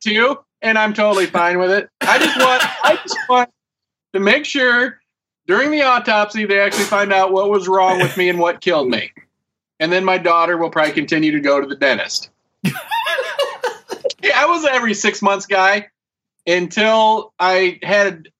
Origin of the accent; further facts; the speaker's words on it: United States; I am American